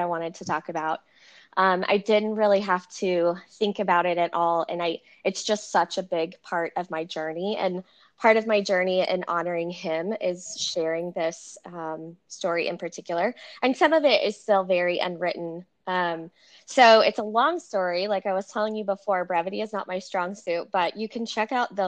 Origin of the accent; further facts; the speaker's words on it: Central Texas, United States; also born or lived in California; Born and raised in Central Texas